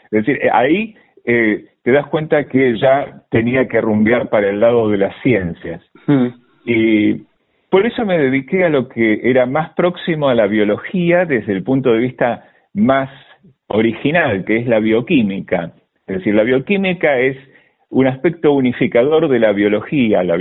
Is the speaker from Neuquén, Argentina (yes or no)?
no; Sarandí, Buenos Aires Province, Argentina; born there; also born or lived in Berazategui; yo nací en Sarandí, en la mm, en el partido de Avellaneda y eh, pasé muchos años en Verazategui.